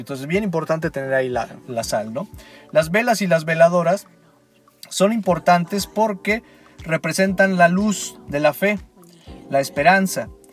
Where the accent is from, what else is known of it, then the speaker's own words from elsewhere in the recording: Mexico; nosotros como mexicanos